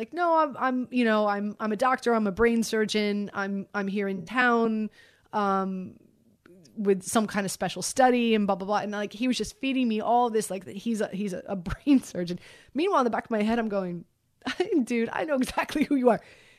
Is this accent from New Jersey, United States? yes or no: no; Miami, Florida, United States; I'm from Miami.